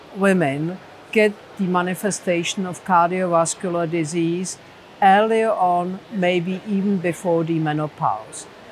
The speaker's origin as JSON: {"language": "English", "region": "Prague", "country": "Czechia", "said": "I'm from Prague, Czech Republic"}